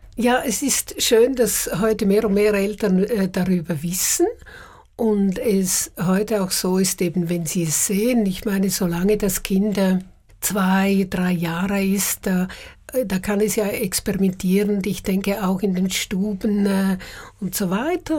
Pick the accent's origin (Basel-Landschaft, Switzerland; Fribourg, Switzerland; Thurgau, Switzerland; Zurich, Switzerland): Zurich, Switzerland; Uster; moved away as an adult; also born or lived in Paris; Ich bin ja von Uster gekommen, einem kleinen Dorf